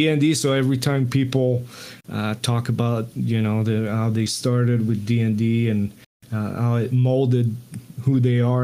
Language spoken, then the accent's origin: English; Montreal, Quebec, Canada; first language French; English is a second language; growing up in Montreal, Canada, I spoke only French